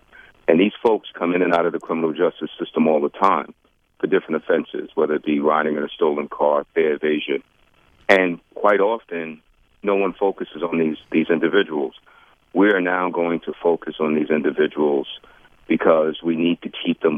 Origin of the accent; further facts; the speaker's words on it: New York City, New York, United States; What we're finding is that when I grew up in New York City back in the day, you had gangs, but they weren't like the gangs now.